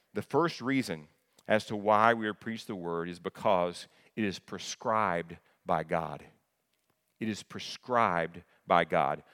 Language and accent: English; the South, United States; I'm from the South